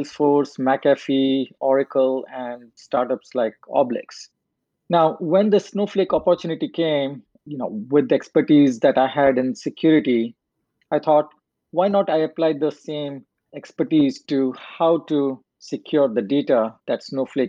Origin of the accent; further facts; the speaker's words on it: India; moved away; I grew up in India